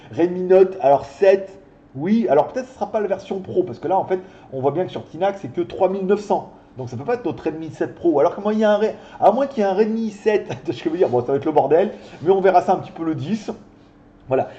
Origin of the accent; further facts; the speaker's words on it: France; also born or lived in China; now in Thailand; je suis français